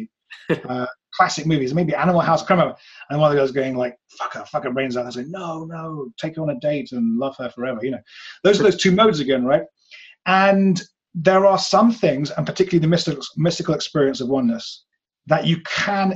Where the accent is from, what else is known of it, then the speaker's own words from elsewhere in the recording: England, United Kingdom; I come from England where people are super atheist here